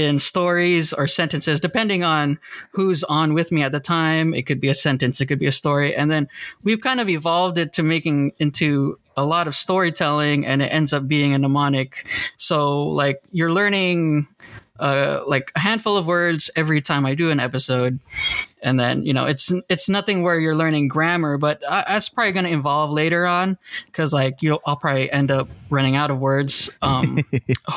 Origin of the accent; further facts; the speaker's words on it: Orange, California, United States; I'm from Orange, California